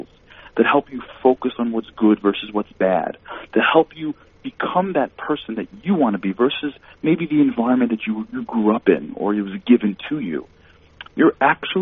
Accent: New York, United States; I grew up in New York

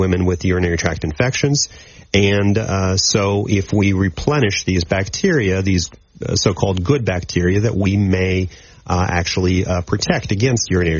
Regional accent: Maryland, United States; moved away as an adult; also born or lived in Akron, Ohio / Nashville, Tennessee; now in Shreveport, United States; I am originally from the East Coast, from Maryland, and I did my college training at Johns Hopkins University in Baltimore

